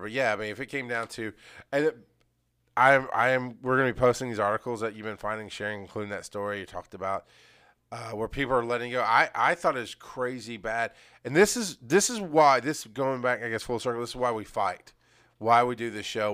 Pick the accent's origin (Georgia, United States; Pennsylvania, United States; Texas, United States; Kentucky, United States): Georgia, United States; Athens; I was growing up in Athens. I was going to school in Athens.